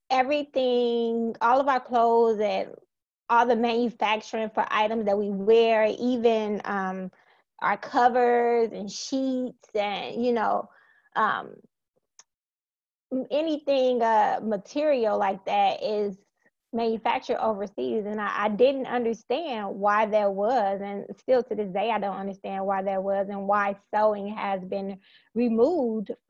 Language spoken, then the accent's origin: English; Gary, Indiana, United States; now in Indianapolis, United States; I'm originally from Gary, Indiana, which is still near and dear to my heart